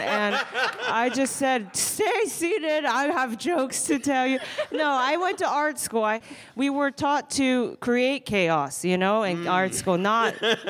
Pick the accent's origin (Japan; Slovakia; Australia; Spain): Japan; moved away; I grew up in Japan.